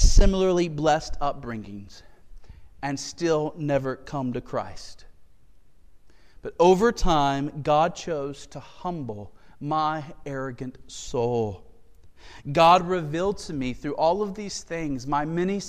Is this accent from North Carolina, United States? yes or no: yes; Galatia, North Carolina, United States; I grew up in Galatia, North Carolina, middle of nowhere, population 33 at the time.